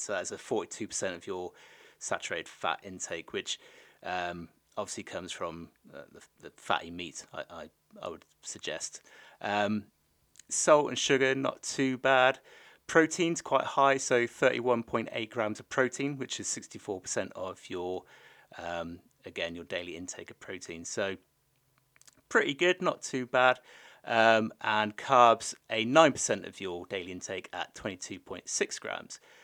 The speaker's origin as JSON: {"language": "English", "area": "the Southwest", "region": "South West England", "country": "United Kingdom", "moved": "yes", "said": "I'm from the Southwest originally."}